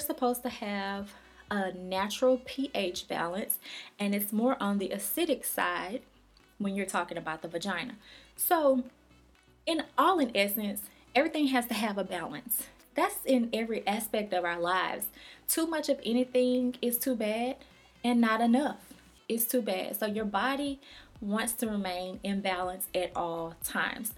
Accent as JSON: {"language": "English", "region": "Louisiana", "country": "United States", "said": "I'm from Louisiana"}